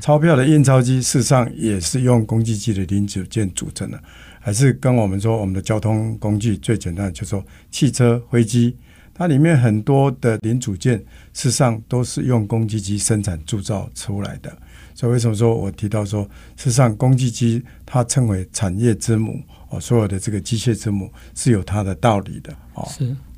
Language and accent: Chinese; Taiwan; 我们台湾人